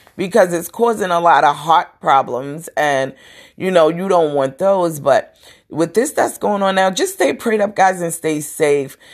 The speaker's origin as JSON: {"language": "English", "town": "New York City", "region": "New York", "country": "United States", "said": "I'm from Brooklyn. We have our little deep throats, our deep talking"}